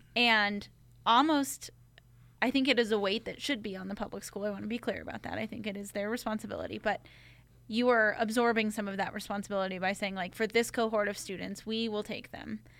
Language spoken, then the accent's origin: English; Corrales, New Mexico, United States; I grew up in Corrales